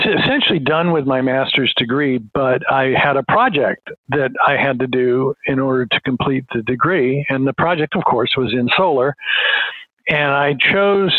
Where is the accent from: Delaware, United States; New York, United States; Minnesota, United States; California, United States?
California, United States; Walnut Creek; I'm a local guy. I was raised in Walnut Creek, just maybe 20 miles away from UC